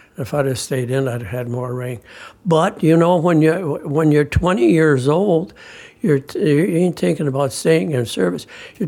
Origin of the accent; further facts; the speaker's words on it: Gilman, Minnesota, United States; I was born in October 17, 1933, on a real small farm near Gilman, Minnesota. There's a church and a few gas stations. But we on the farm, we didn't have no electricity, an outdoor bathroom